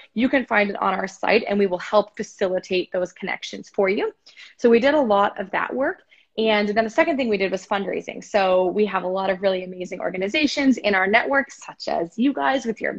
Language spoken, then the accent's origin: English; Canada; as a Canadian citizen